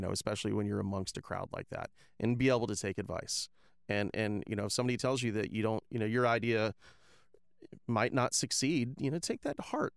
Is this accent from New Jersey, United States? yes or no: no; Tampa, Florida, United States; moved away as an adult; also born or lived in Ohio; now in Lakeland, United States; I'm I'm not originally from Lakeland. I'm I'm from Tampa